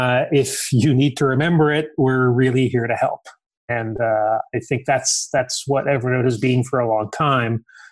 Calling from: San Mateo, California, United States; I am calling in from beautiful San Mateo, California, where I am working from home.

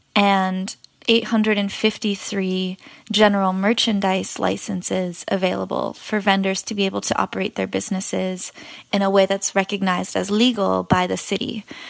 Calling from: New York City, New York, United States; I am calling in from Elmhurst, Queens

